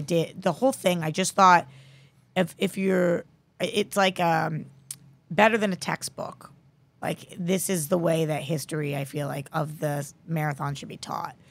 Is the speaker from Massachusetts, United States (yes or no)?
yes; Newton, Massachusetts, United States; moved away as an adult; now in Los Angeles, United States; I'm from Newton, and we were one of the cities that was shut down